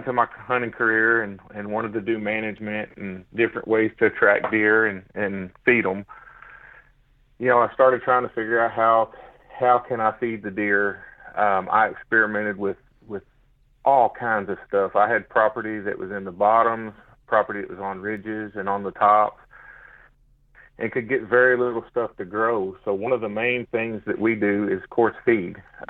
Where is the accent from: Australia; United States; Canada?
United States; Snow, Oklahoma; But yeah, so I grew up in the Kamishi Mountains in Snow, Oklahoma, 17 miles north of Antlers.